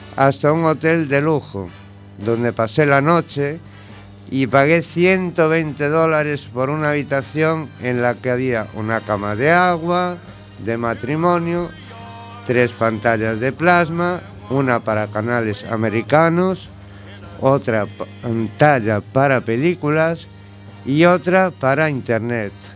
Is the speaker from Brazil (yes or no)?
no; A Coruña, Galicia, Spain; moved away as an adult; also born or lived in New York, United States / Madrid, Spain; A la edad de 5 años mis padres me trajeron a La Coruña, puesto que mi madre era gallega